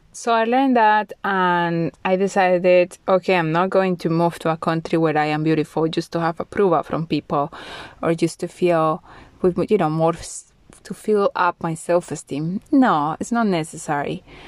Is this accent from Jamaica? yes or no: no; Colombia; moved away as an adult; now in Bulgaria; I am from Colombia, but now I live in Bulgaria